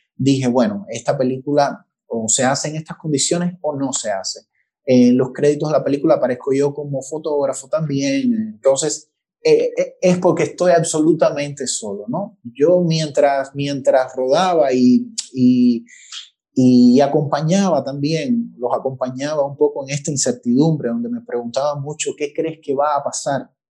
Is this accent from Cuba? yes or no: yes; Cuba; como cubano